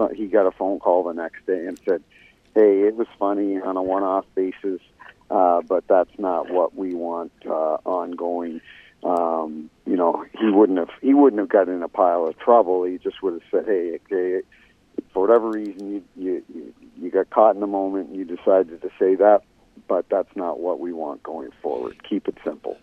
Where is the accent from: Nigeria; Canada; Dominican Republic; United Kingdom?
Canada; now in St. Louis, United States; I grew up in Canada and grew up a Toronto Maple Leafs fan